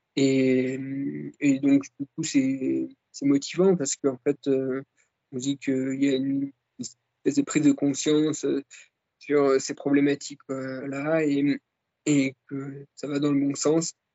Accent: Jura, Bourgogne-Franche-Comté, France; quand j'étais gamin euh, dans le Jura

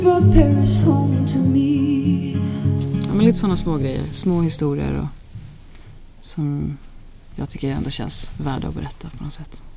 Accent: Alingsås, Västra Götaland, Sweden; Vi är uppväxt på landet utanför Alingsås

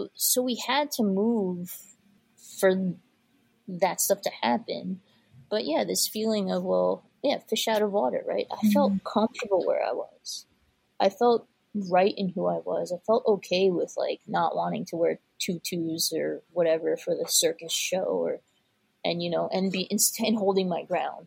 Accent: United States; I was raised as an Indian first generation American

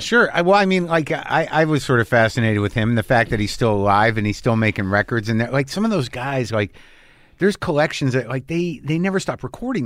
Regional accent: New Mexico, United States; I grew up in New Mexico, but it's definitely not Texas.

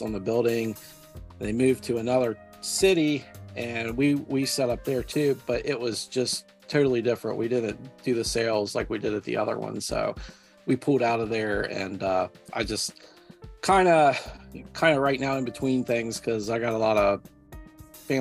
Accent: Ohio, United States; now in West Virginia, United States; I'm actually from Ohio. I actually grew up in Ohio

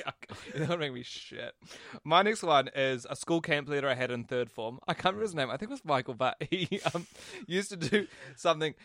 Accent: Christchurch, Canterbury, New Zealand; also born or lived in Auckland; When I moved from Auckland to Christchurch

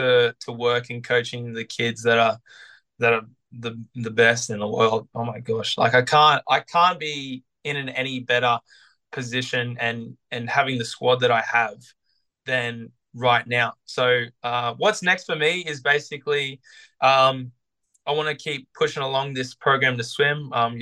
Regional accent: Sydney, New South Wales, Australia; now in Brisbane, Australia; You know, wanting to stay in Brisbane, basically, because I came from Sydney and this was only supposed to be a temporary thing for me.

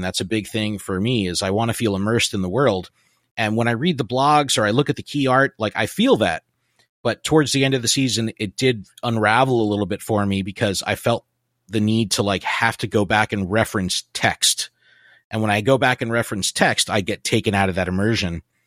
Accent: New Jersey, United States; I'm from New Jersey

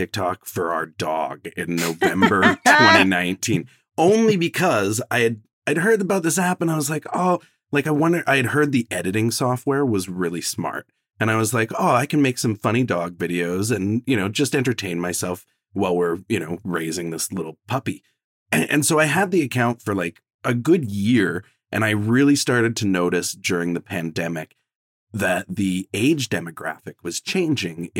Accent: Vancouver, British Columbia, Canada; also born or lived in Toronto, Ontario; when I moved from Toronto to Vancouver when I was 8

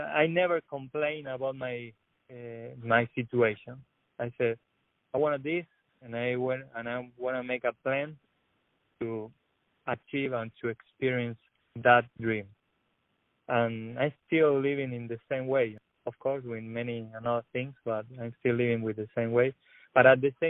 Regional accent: Argentina; born or raised there; English is a second language; moved away as an adult; also born or lived in La Plata

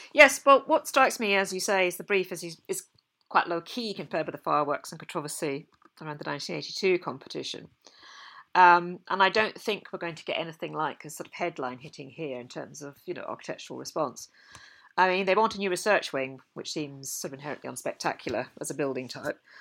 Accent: Scotland, United Kingdom; as a Scot

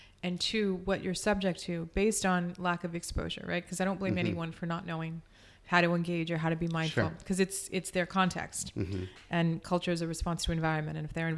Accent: El Paso, Texas, United States; also born or lived in Austin; I didn't know I didn't look different until I got to Austin? And I grew up in El Paso, just like you.

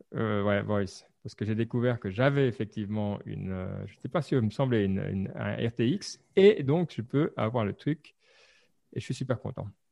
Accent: Lausanne region, Vaud, Switzerland; Suisse, la région de Lausanne.

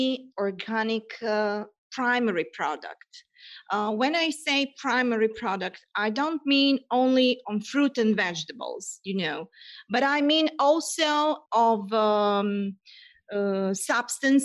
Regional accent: Serbia; moved away as an adult; now in Italy; I'm originally from Serbia, but I lived in Italy for 17 years. It's my home now.

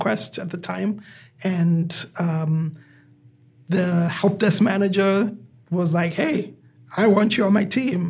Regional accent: Zimbabwe; moved away as an adult; now in United States; I am originally from Zimbabwe. And I have been here in the United States. I came here in the year 2000. I was 26 at the time.

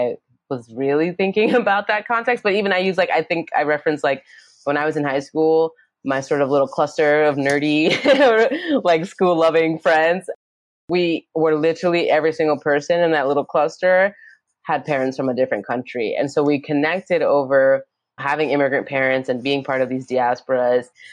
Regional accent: New York City, New York, United States; also born or lived in Yonkers, New York; I grew up in Brooklyn and then in Yonkers

